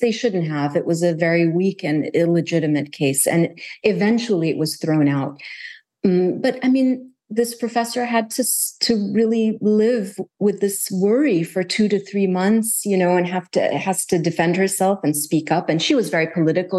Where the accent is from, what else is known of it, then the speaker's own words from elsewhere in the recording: Kuwait; also born or lived in United States; growing up in Kuwait